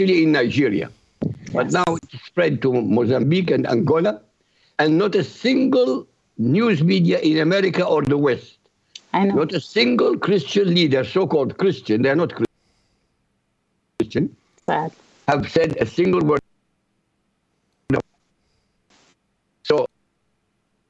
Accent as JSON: {"language": "English", "country": "Iraq", "moved": "yes", "said": "I come from the Middle East. I come from Iraq."}